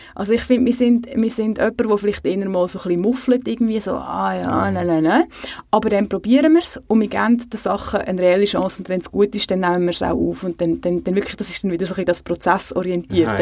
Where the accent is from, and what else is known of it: Switzerland